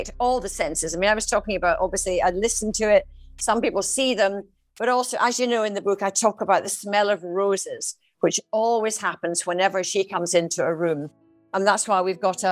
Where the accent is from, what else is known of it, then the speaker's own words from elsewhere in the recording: Edinburgh, Scotland, United Kingdom; also born or lived in Dundee; I was actually brought up in Edinburgh